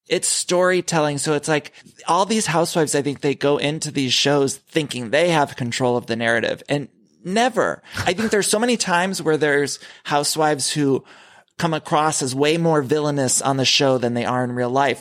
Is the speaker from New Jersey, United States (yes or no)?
no; Ohio, United States; as a kid, I grew up in Ohio